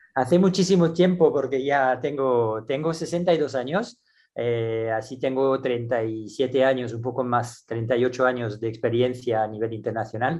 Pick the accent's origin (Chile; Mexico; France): France; moved away as an adult; also born or lived in Barcelona, Spain / Singapore; me dieron en mi país ah, la responsabilidad del equipo nacional junior porque trabajaba en París